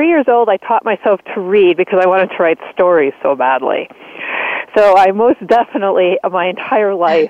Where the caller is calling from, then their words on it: Arizona, United States; I'm calling from Arizona.